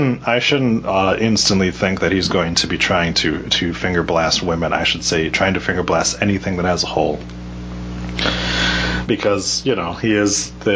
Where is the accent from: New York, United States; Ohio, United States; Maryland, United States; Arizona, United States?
Arizona, United States; Phoenix; born there; No, I was born in Phoenix.